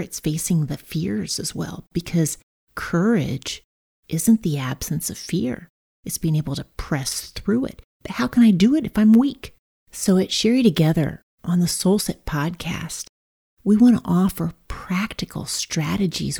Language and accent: English; Brazil; I was raised in Brazil